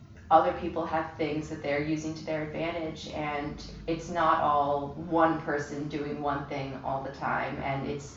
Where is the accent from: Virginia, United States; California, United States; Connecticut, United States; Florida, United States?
Florida, United States; Miami; moved away as an adult; also born or lived in Boston / Baltimore; now in New York, United States; I pretty much grew up in Miami since I was really young. I was born in Boston, but, you know, moved to when I was about 5. So Miami is my home